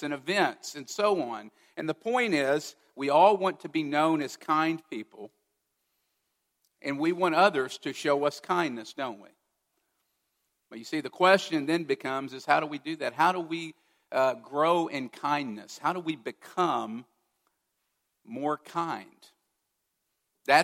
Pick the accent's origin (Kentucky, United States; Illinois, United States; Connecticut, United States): Kentucky, United States; growing up as a teenager in Kentucky in my hometown